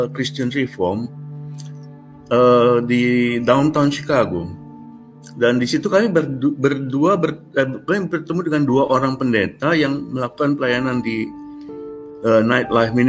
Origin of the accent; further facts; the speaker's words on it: Indonesia; moved away as an adult; Saya bilang saya dari Indonesia.